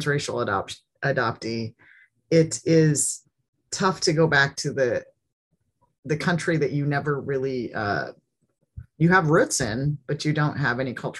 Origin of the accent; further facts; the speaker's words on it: United States; also born or lived in South Korea; Miguk Saram, which means I am American.